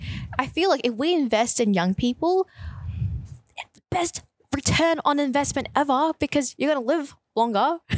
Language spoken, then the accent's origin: English; Brimbank, Victoria, Australia; I guess growing up in Brimbank, being really conscious of the fact that we've always been considered like one of the poorer cousins.